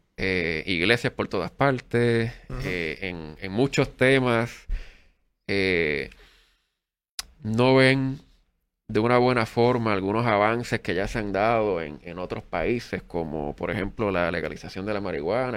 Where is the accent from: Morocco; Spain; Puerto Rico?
Puerto Rico; Adjuntas; este servidor es un jibarito del pueblo de Adjuntas